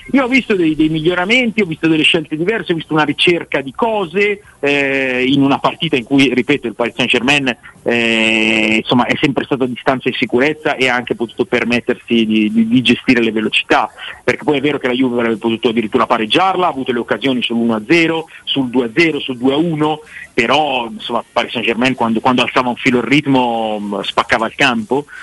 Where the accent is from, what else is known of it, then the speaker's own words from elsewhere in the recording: Pavia, Lombardy, Italy; moved away as an adult; now in Milan, Italy; io sono di Pavia, abito a Milano